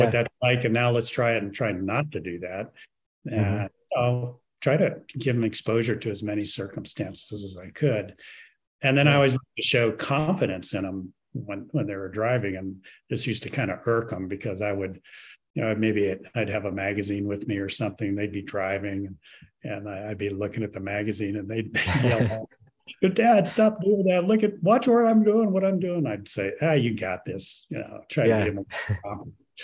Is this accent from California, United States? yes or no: yes; Los Angeles, California, United States; I grew up in Los Angeles